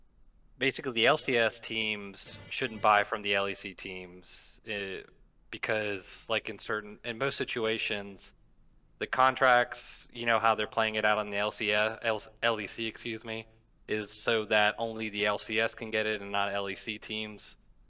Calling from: Gulf Shores, Alabama, United States; I'm calling from Gulf Shores, Alabama.

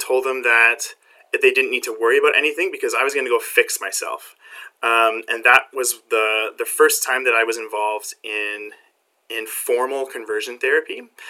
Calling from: Barrie, Ontario, Canada; I am coming from Barrie, Ontario, Canada, which is just north of Toronto.

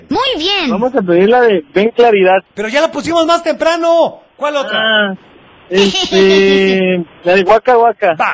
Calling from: Zapopan, Jalisco, Mexico; Hola, ¿quién habla? Somos … de Zapopan.

